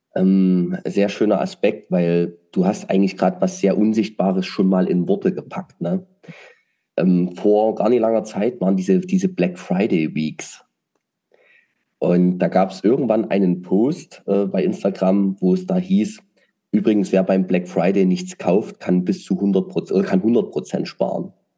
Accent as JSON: {"language": "German", "region": "Saxony", "country": "Germany", "said": "als Sachse"}